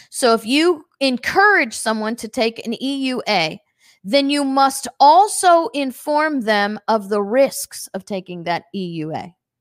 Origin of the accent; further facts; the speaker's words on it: St. Louis, Missouri, United States; I grew up on Saint Louis